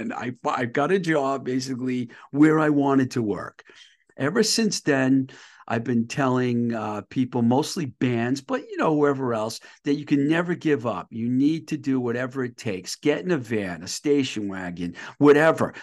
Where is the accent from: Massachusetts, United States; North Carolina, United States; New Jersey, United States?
Massachusetts, United States; I'm from Mass, too